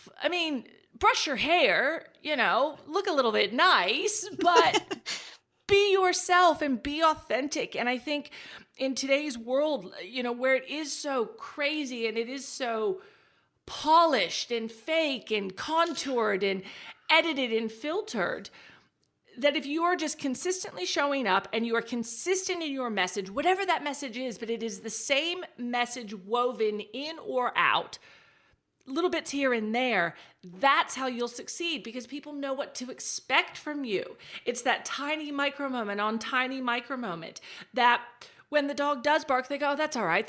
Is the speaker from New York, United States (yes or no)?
no; Texas, United States; moved away as an adult; now in Australia; I am. Can't you tell my Australian accent? It's wonderful.